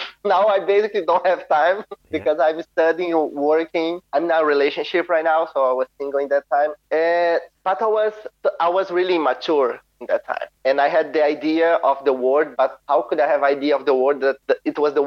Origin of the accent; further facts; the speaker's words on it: Várzea Alegre, Ceará, Brazil; English is a second language; moved away as an adult; also born or lived in São Paulo; now in Amsterdam, Netherlands; my hometown is called Várzea Alegre